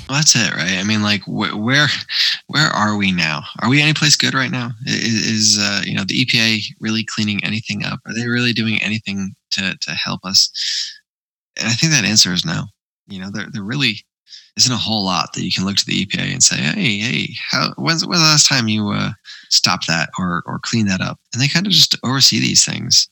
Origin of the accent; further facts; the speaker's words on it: United States; I grew up near near the Hudson where they were doing um, PCB cleanup